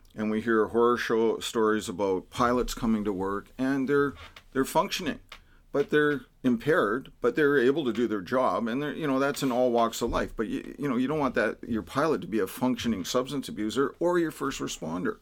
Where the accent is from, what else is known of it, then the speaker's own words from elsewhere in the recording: Vancouver, British Columbia, Canada; now in Delta, Canada; I grew up in Vancouver. But as soon as we got old enough to get married and buy property, we couldn't afford Vancouver, so we'd move out to the burbs. So I end up in Delta